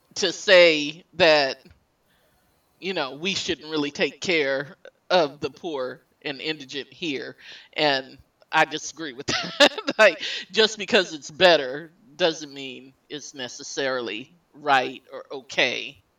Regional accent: El Paso, Texas, United States; moved away as an adult; now in Michigan, United States; my home state

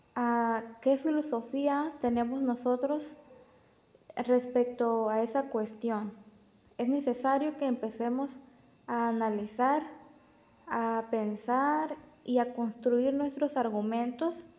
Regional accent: Villahermosa, Tabasco, Mexico; soy de Villahermosa, Tabasco

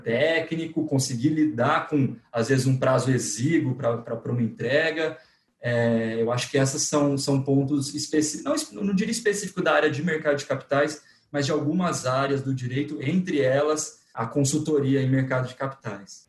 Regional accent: interior of São Paulo, Brazil; moved away as an adult; now in São Paulo, Brazil; Eu sou do interior de São Paulo, mudei para cá para fazer faculdade

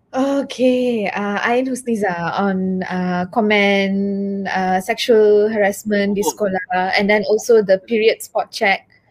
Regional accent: Taiping, Perak, Malaysia; I'm from uh, a kampung. Saya dari Taiping and dari kampung Pokok Asam. So I know how they talk over there.

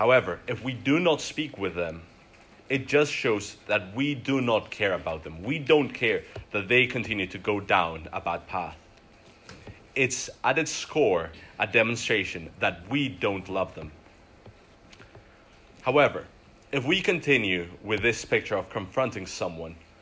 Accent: Glasgow, Scotland, United Kingdom; I'm from Glasgow

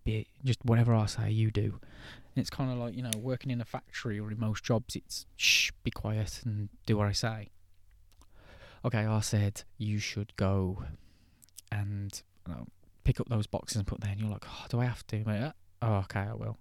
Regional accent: England, United Kingdom; I'm English

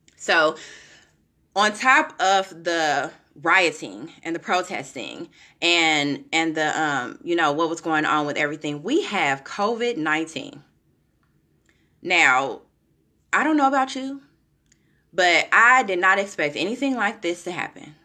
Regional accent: Kansas City, United States; now in Florida, United States; I'm from Kansas City, some of you know, I currently live in Florida, I'm from Kansas City

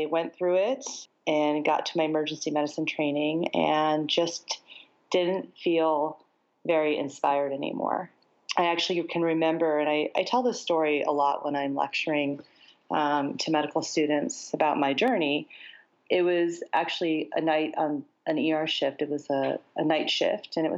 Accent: United States; even though I lived in the States.

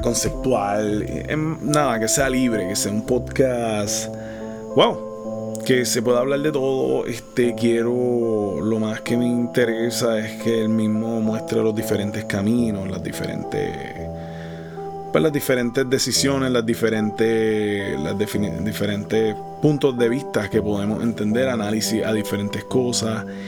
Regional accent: Puerto Rico; Soy de Puerto Rico

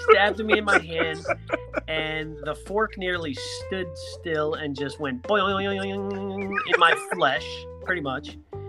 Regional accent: Greenwich, Connecticut, United States; I grew up in Greenwich.

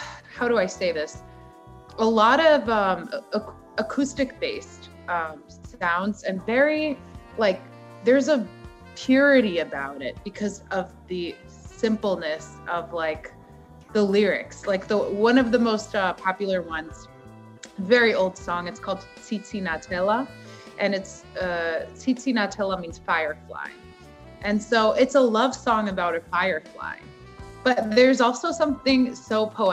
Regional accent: United States; I grew up in America

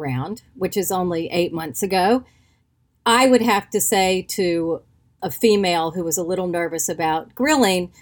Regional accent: North Carolina, United States; I grew up in North Carolina.

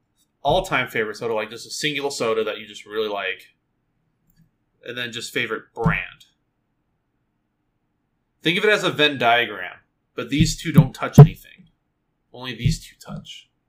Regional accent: England, United Kingdom; I'm an English person. What did you expect?

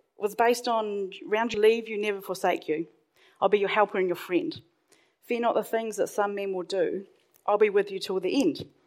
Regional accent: Hawke's Bay, New Zealand; I grew up in Hawke's Bay, and at the time, that's on the east coast of North Island

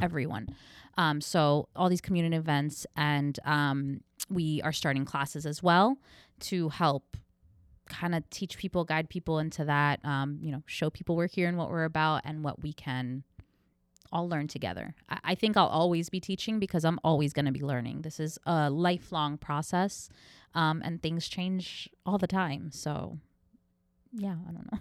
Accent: New York, United States; moved away as an adult; now in Orlando, United States; I'm from New York.

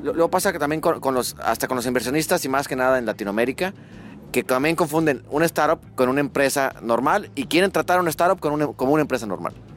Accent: northern Mexico, Mexico; accent: norteño; yo soy de México, del norte de México

